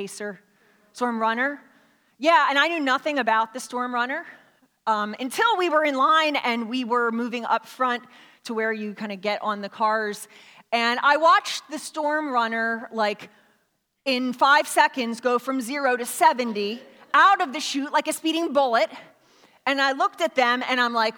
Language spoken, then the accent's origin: English; Philadelphia, Pennsylvania, United States; I grew up in Philadelphia